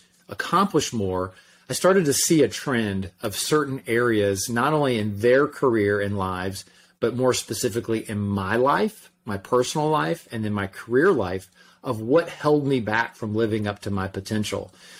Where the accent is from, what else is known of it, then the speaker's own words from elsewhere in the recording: Orlando, Florida, United States; from Orlando. Who in the world would want to read a book that I wrote?